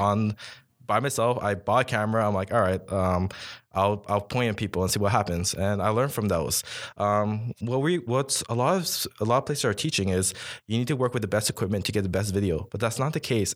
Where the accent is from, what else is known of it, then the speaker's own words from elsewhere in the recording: Toronto, Ontario, Canada; now in Ottawa, Canada; I'm actually from Toronto